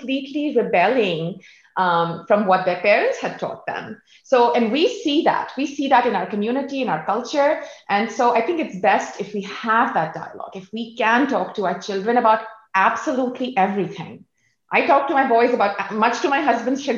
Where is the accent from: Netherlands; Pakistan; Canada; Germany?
Pakistan; moved away; I grew up in Pakistan and I just grew up, you know, my home, school, community, everything was the same.